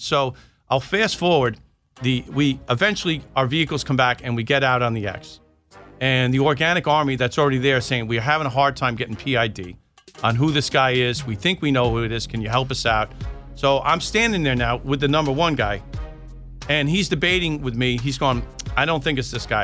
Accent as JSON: {"language": "English", "area": "Long Island", "region": "New York", "country": "United States", "also_born_or_lived": "South Carolina", "moved": "as an adult", "said": "I was from New York, and now I'm in South Carolina"}